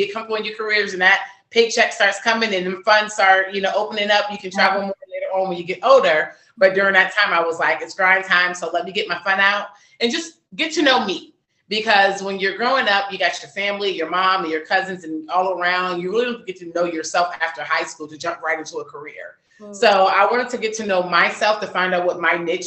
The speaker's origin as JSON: {"language": "English", "region": "Virginia", "country": "United States", "tie": "born or raised there", "also_born_or_lived": "London", "moved": "as an adult", "lives_now": "Atlanta, United States", "said": "I was raised in Virginia and I transitioned to Atlanta in 2017."}